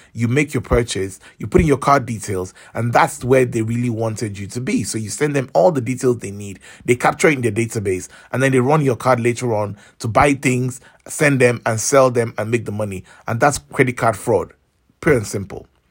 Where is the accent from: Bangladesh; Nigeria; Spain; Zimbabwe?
Nigeria; I'm from Nigeria